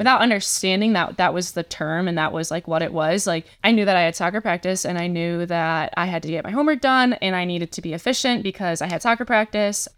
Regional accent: Shelby Township, Michigan, United States; also born or lived in Indiana; I am from Shelby Township, Michigan, so not too far from Michigan State

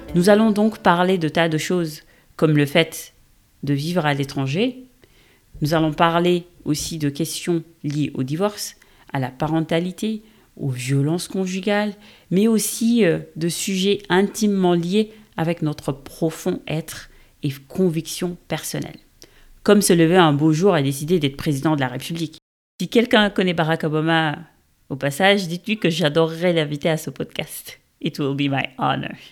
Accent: Senegal; moved away as an adult; now in France; Je suis sénégalaise d'origine et je vis en France, ou en Europe devrais-je dire, depuis bientôt 15 ans

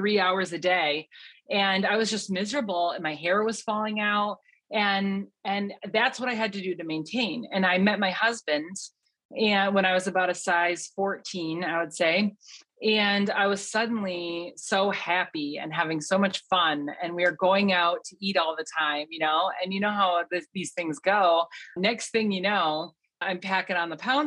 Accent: Western Michigan, United States; moved away as an adult; also born or lived in Omaha, Nebraska / Loveland, Colorado; I was born and raised in Western Michigan

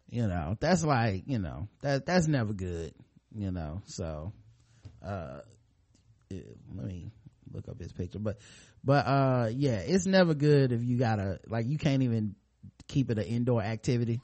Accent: United States; I'm American

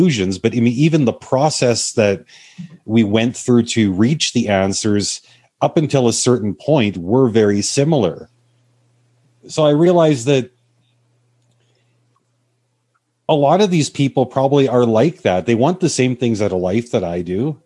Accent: Canada; even as a Canadian

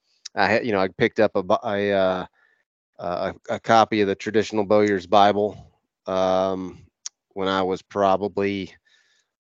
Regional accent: Northwest Florida, United States; I grew up in Northwest Florida. I grew up on a ranch

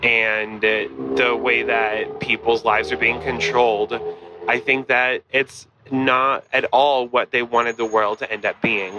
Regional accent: Longmont, Colorado, United States; now in New York City, United States; I come from Longmont, Colorado, which is a suburb of Boulder. It's still very Republican, though. And I currently live in New York City.

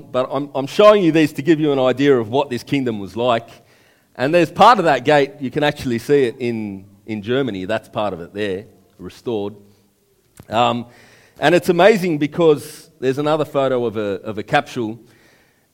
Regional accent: Fairfield, New South Wales, Australia; When I grew up in Fairfield

